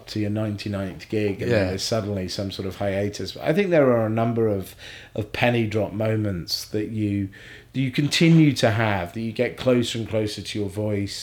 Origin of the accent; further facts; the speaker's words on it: Scotland, United Kingdom; I was born in Scotland